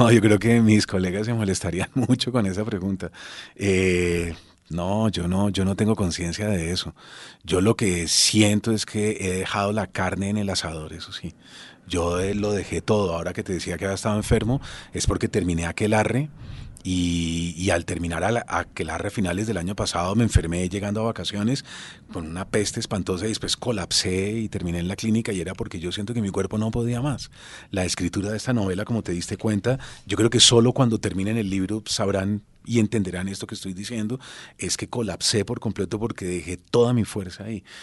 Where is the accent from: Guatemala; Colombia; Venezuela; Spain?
Colombia; Bogotá; moved away as an adult; yo salí de Bogotá con una beca para la Fundación Ortega y Gasset en Toledo